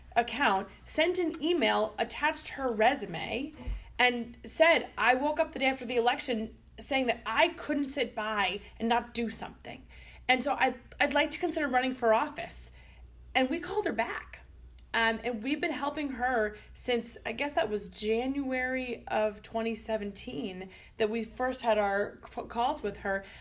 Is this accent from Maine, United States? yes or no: yes; Maine, United States; my home state of Maine